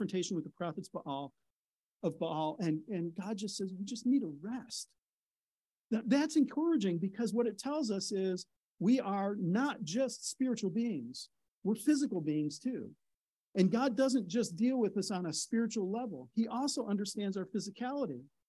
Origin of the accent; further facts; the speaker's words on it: Midwest, United States; I'm from the Midwest.